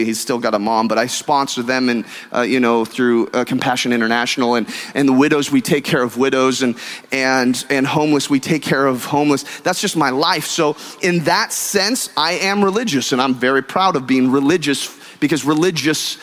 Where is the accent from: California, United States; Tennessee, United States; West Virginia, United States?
California, United States; now in Texas, United States; I'm a Californian by birth and a Texan by choice. And growing up in California, we have all religions and all cultures